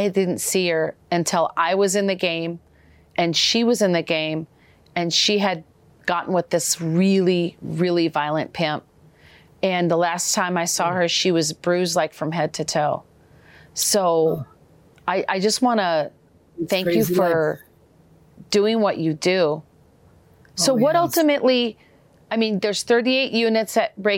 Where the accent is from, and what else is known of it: Minneapolis / St. Paul, Minnesota, United States; born or raised there